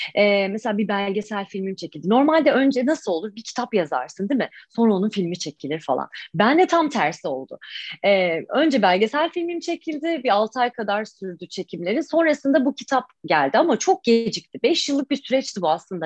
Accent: Turkey; moved away as an adult; now in United Kingdom; ben Taşra'da doğdum, büyüdüm.

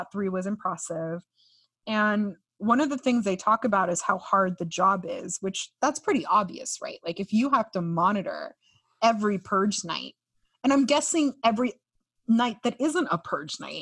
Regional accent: California, United States; now in Miami, United States; my home state of California

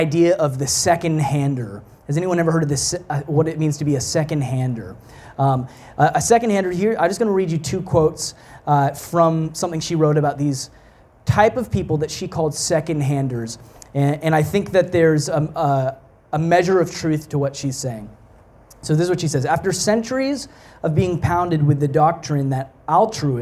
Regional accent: Texas, United States; moved away as an adult; also born or lived in Canada; now in Montreal, Canada; I grew up in Texas.

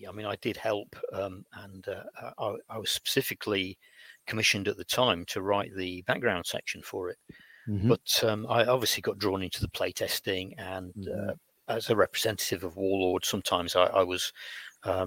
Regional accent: United Kingdom; growing up in Britain in the 1960s

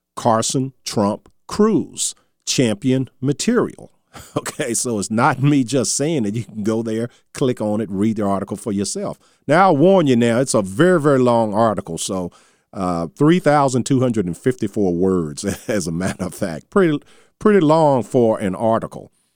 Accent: Charles City, Virginia, United States; my hometown of Charles City

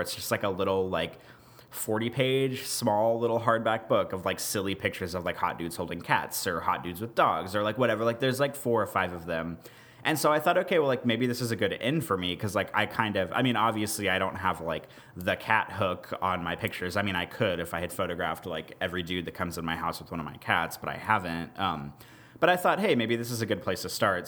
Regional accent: Kansas City, United States; I grew up outside of Kansas City.

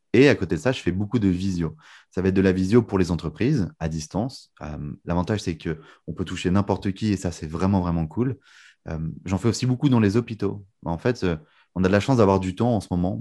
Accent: Lille, Hauts-de-France, France; also born or lived in United States; moi j'ai grandi à Lille, du coup dans le nord

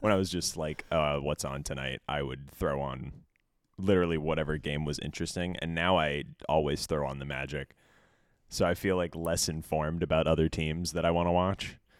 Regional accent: Orlando, Florida, United States; also born or lived in Miami; I'm from Orlando. I grew up in Orlando, uh, and a little bit of time in, in Miami, but mostly Orlando

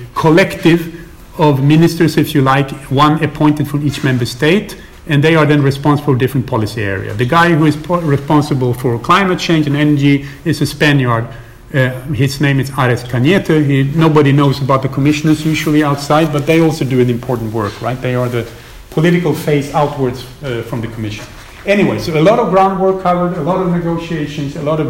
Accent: Sweden; moved away; I'm from Sweden originally

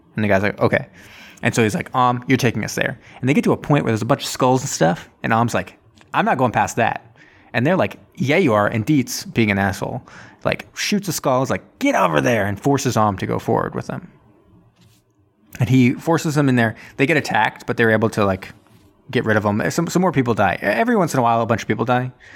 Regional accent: Martha's Vineyard, Massachusetts, United States; in my hometown

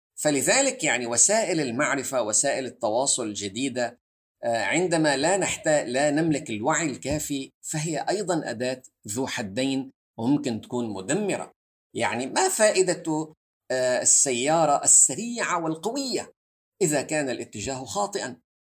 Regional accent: Syria; انا كسوري

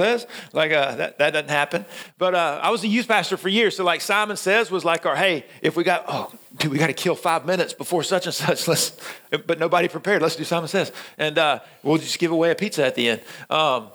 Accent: Middle Georgia, United States; moved away; I'm from Middle Georgia, and we don't see snow. Like, the last time, it's been 10 years since it snowed in my hometown.

